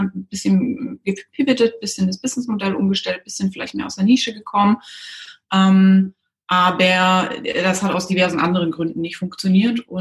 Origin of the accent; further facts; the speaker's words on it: Baden-Württemberg, Germany; Ich bin aufgewachsen in der Nähe von Stuttgart, bin dann zum Studieren direkt nach der Schule weg